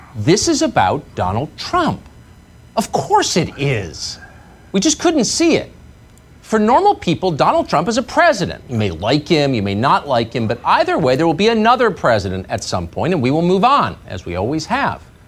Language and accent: English; Strongsville, Ohio, United States; I grew up in Strongs, Ohio, only child.